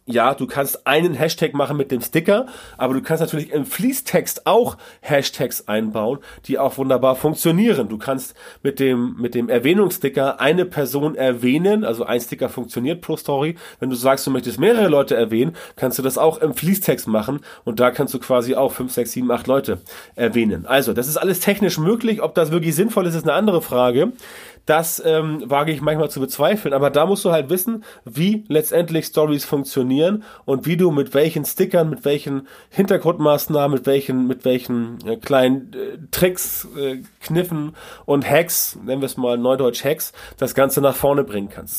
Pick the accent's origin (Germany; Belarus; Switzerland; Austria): Germany; bei uns in Deutschland